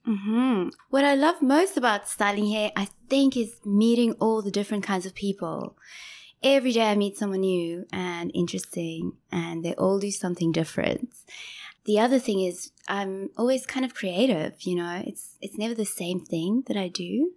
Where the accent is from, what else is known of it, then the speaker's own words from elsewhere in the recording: Johannesburg, Gauteng, South Africa; moved away as an adult; also born or lived in Durban, South Africa / Ballito, South Africa; now in Ho Chi Minh City, Vietnam; So, I grew up in Joburg